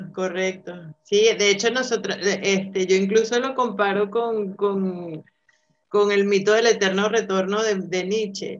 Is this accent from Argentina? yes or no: no; Venezuela; moved away as an adult; now in Madrid, Spain; los venezolanos hemos sido muy bien recibidos acá